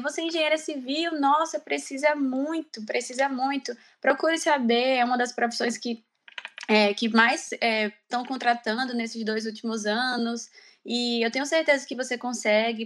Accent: Maceió, Alagoas, Brazil; moved away as an adult; also born or lived in Ireland; eu sou de Maceió, do Nordeste do Brasil

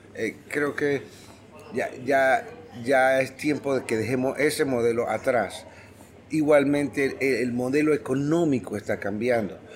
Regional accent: Panama; como panameños

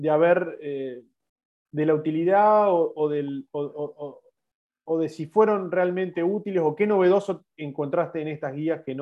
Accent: Argentina; eh, soy neumólogo de Argentina

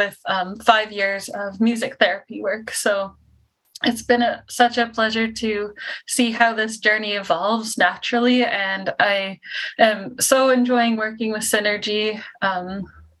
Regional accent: Kingston, Ontario, Canada; I'm from Kingston, Ontario, Canada.

